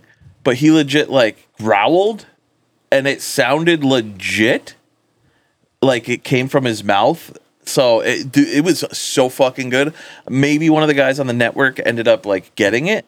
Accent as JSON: {"language": "English", "region": "Western Massachusetts", "country": "United States", "said": "because I'm there too, from there, of Western Massachusetts"}